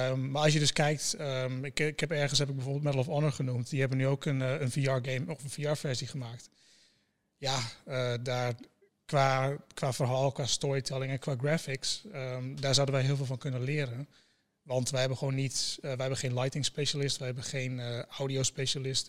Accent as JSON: {"language": "Dutch", "region": "Groningen", "country": "Netherlands", "said": "ik kom inderdaad uit Groningen"}